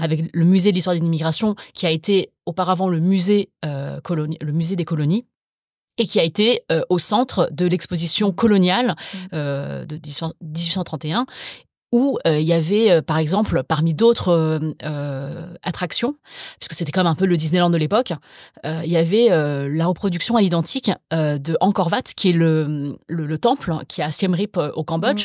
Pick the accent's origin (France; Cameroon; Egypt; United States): France; les deuxièmes générations comme moi, c'est-à-dire nées sur le sol français